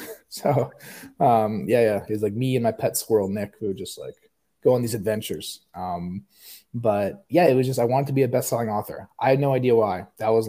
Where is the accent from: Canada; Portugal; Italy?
Canada; Toronto, Ontario; now in Scottsdale, United States; I'm originally from Canada